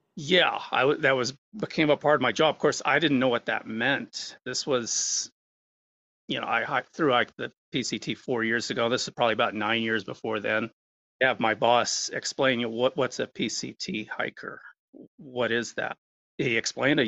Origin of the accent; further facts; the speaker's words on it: Bend, Oregon, United States; I've uh, lived in the Bend Lapine area almost all my life, being surrounded by trees